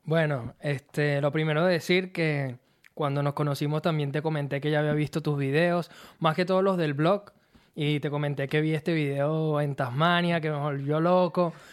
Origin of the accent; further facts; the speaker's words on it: Turmero, Aragua, Venezuela; moved away as an adult; also born or lived in La Victoria, Venezuela / Mexico / Maracay, Venezuela; now in Australia; yo nací en La Victoria, mm. soy victoriano, ahí estuve mis primeros años, pero nosotros nos mudamos desde que yo era un bebé a San Joaquín de Turmero y ahí fue donde viví la mayor parte de mi vida